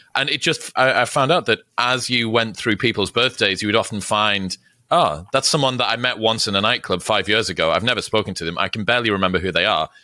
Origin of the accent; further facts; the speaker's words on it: Newcastle upon Tyne, North East England, United Kingdom; moved away as an adult; now in United States; I'm from Newcastle, which is the final city. Before Scotland